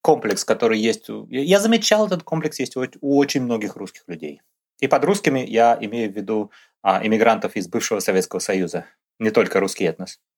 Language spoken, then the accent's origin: Russian; Russia; moved away as an adult; now in Brisbane, Australia; мы, его постоянные ведущие, русские австралийцы